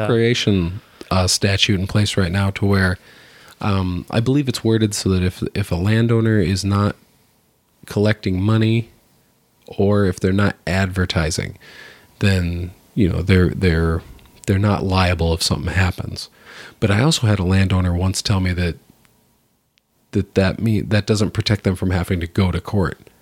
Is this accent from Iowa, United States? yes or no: yes; Iowa, United States; I'm from Iowa